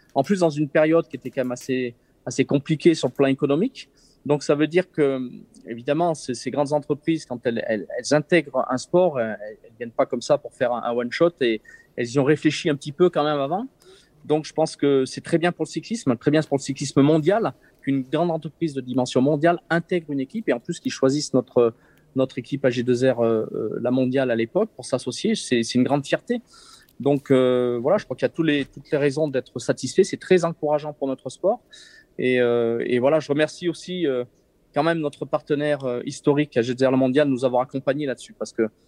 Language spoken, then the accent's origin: French; Briançon, Provence-Alpes-Côte d'Azur, France; now in Savoie, France; je suis né à Briançon dans les Hautes-Alpes